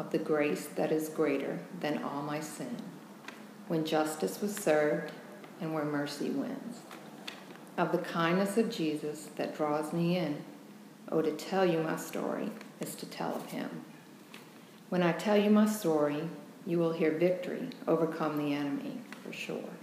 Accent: Joliet, Illinois, United States; I was born in Illinois, Joliet.

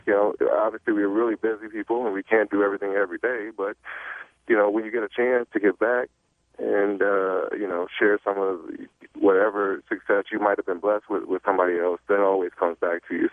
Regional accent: Chicago, Illinois, United States; moved away; also born or lived in Michigan; I'm from Chicago, I uh, lived in Michigan, but I'm from Chicago, born in Chicago.

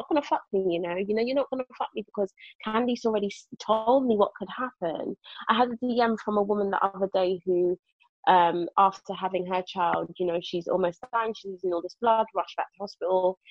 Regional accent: London, United Kingdom; moved away as an adult; I was born and raised in Brixton, like it's all I knew

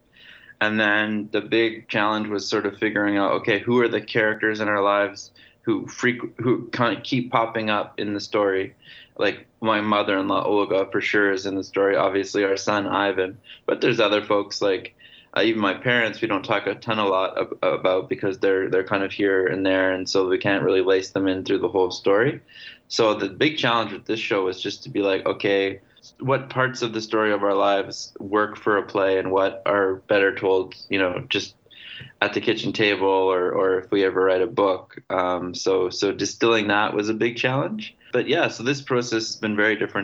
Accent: Canada; I was from Canada

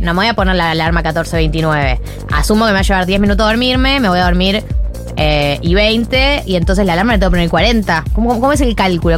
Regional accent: Argentina; now in Buenos Aires, Argentina; Por dentro soy de otra provincia

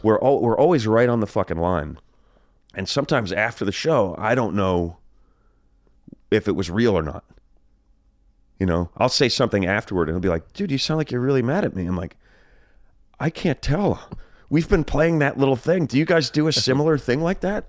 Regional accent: New Jersey, United States; now in California, United States; I grew up in Jersey.

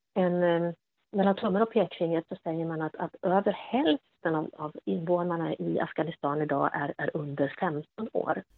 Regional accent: Sweden; att komma som, som svensk kvinna till exempel och, och möta afghanska män var ju oftast väldigt okomplicerat

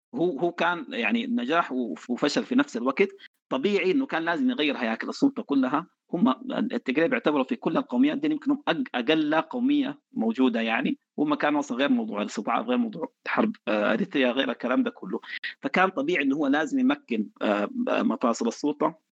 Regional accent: Sudan; عندنا في السودان

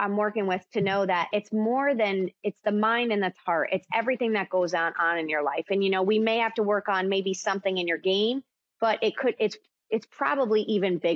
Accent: East Coast, United States; moved away as an adult; also born or lived in Connecticut / New York; now in Nashville, United States; I grew up in Connecticut and New York in the East Coast, and then I moved down to Nashville

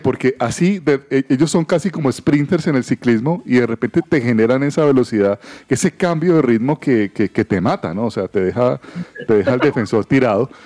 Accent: Cali, Valle del Cauca, Colombia; Yo soy de Cali

